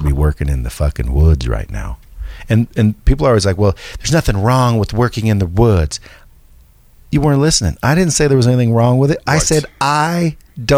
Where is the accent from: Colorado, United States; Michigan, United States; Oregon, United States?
Oregon, United States; Cottage Grove; I'm from Oregon, small logging town called Cottage Grove